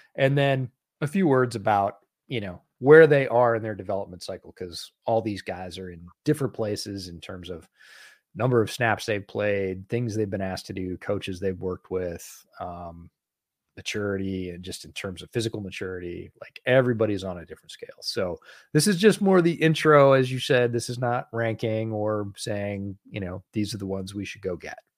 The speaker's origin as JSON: {"language": "English", "area": "Finger Lakes", "region": "New York", "country": "United States", "tie": "born or raised there", "said": "I grew up in the Finger Lakes"}